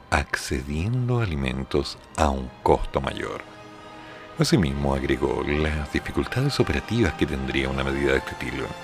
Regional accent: Chiloé, Los Lagos, Chile; born there; Chiloé no es la oficina, yo nací en Chiloé.

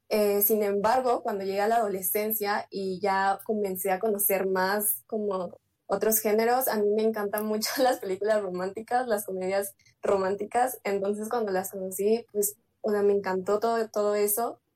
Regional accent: Mexico City, Mexico; yo soy de México, de, específicamente de la Ciudad de México

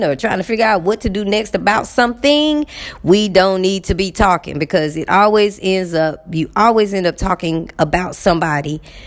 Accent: Texas, United States; moved away; I'm from Texas

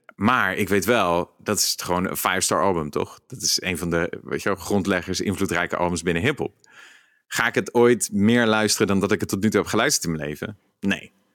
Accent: Rotterdam, South Holland, Netherlands; als Rotterdammer

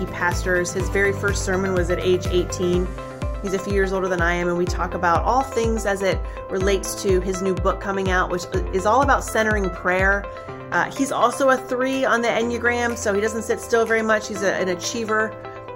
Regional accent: Minerva, Ohio, United States; moved away; I grew up in Minerva, Ohio

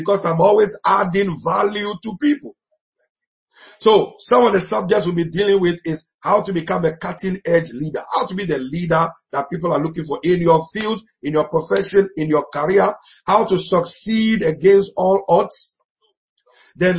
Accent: Ghana; we grew up together in Ghana.

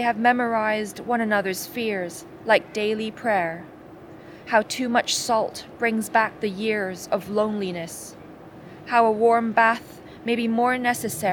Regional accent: Hong Kong; I'm a poet from Hong Kong

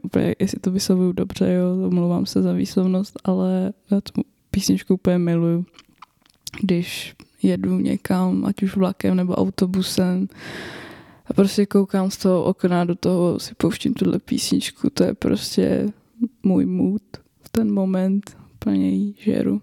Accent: Roudnice nad Labem, Ústí nad Labem Region, Czechia; pocházím z Ústeckého kraje, z Roudnice nad Labem. Eh, kde jsem studovala gymnázium

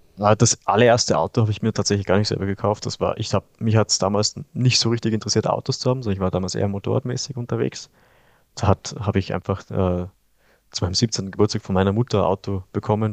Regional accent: Kitzbühel, Tyrol, Austria; ich komme ja aus Österreich, also aus Kitzbühel

